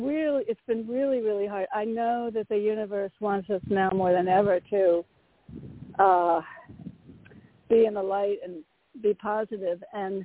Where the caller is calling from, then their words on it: Connecticut, United States; from Connecticut.